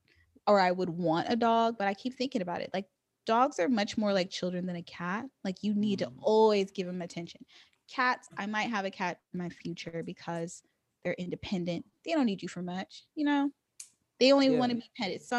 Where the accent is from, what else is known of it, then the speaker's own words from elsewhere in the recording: Bay Area, California, United States; moved away as an adult; now in Los Angeles, United States; I grew up predominantly in the Bay Area